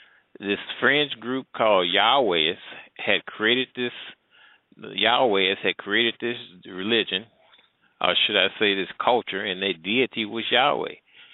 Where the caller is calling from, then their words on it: Midwest, United States; I'm calling from the Midwest.